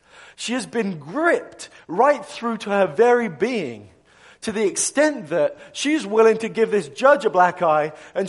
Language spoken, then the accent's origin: English; England, United Kingdom; moved away as an adult; now in United States; I'm from England originally. I know I'm kind of losing my accent, so you're probably wondering if, like, what's going on with this guy's voice. But I'm English.